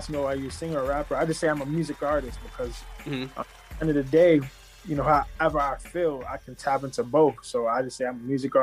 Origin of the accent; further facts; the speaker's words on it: New York City, New York, United States; I'm from Southside Jamaica, Queens